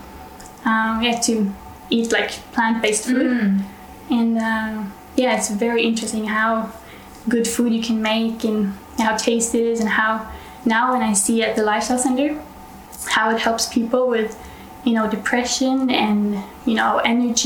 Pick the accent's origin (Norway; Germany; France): Norway; I'm from Norway, so northern part of Europe